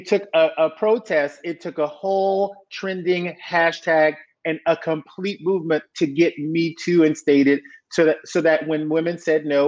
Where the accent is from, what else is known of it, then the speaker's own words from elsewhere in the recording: South Louisiana, United States; growing up in South Louisiana